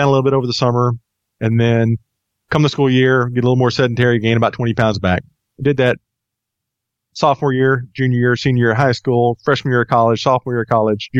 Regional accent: Texas, United States; moved away as an adult; now in Atlanta, United States; I grew up in Texas, lived there until about 4 years ago

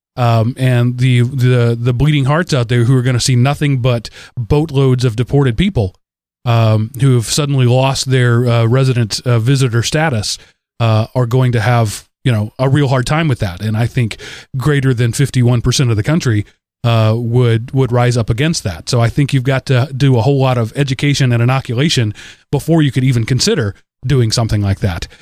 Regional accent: Texas, United States; growing up in Texas, I knew lots of Mexican nationals and Cuban nationals

